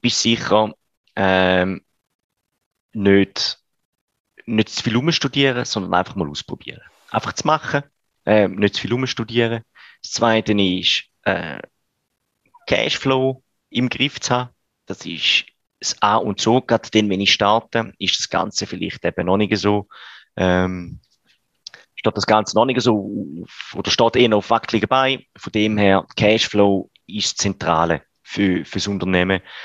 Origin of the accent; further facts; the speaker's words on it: Switzerland; bei uns in der Schweiz